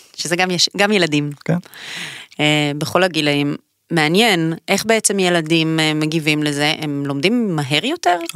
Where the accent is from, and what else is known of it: Israel